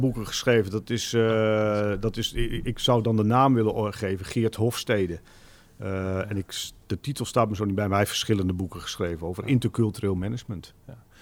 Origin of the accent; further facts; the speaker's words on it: Drenthe, Netherlands; now in Zaanstreek, Netherlands; ik kom zelf oorspronkelijk uit Drenthe de kop van Drenthe vlak tegen Groningen aan.